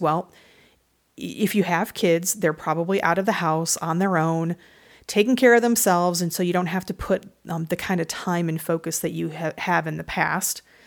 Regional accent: Michigan, United States; I'm from Michigan

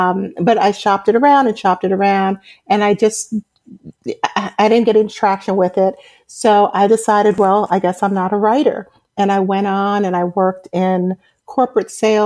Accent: New York City, New York, United States; moved away as an adult; now in Atlanta, United States; I'm originally from Brooklyn, New York. I was raised in a Caribbean American family, and I came to Atlanta in 2007

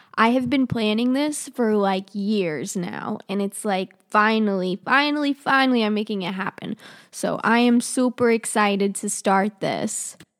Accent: Charlotte, North Carolina, United States; also born or lived in Russia; I live outside of Charlotte. I've been here pretty much my whole life

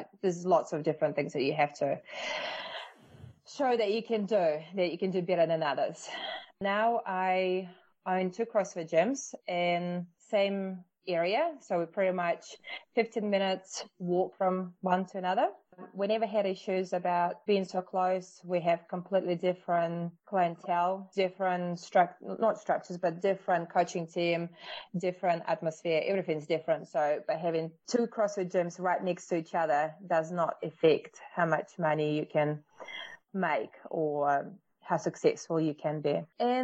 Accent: Russia; English is a second language; moved away as an adult; now in New Zealand; I was born in Russia and I moved to New Zealand with my parents when I was 19.

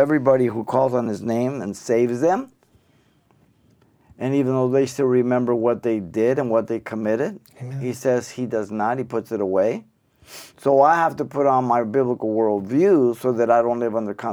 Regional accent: Mexico City, Mexico; now in United States; I was born in Mexico City, Mexico

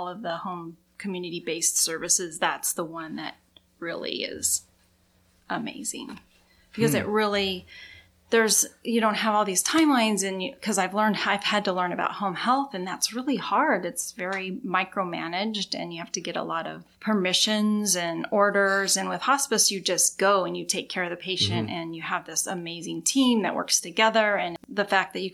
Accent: Idaho, United States; moved away as an adult; also born or lived in Seattle, Washington / Maui, Hawaii / Bellevue, Washington; I grew up in Idaho

